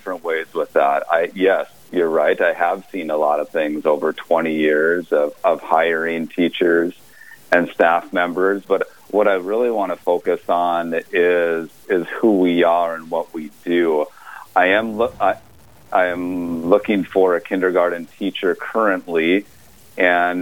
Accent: Grand Forks, North Dakota, United States; now in Moorhead, United States; growing up in Grand Forks, I just can't get away from the north side

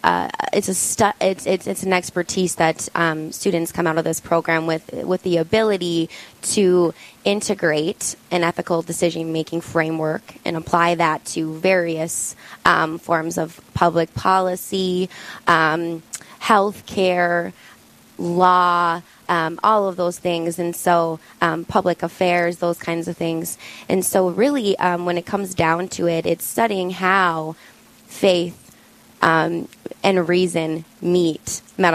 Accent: Bismarck, North Dakota, United States; born and raised in Bismarck, North Dakota

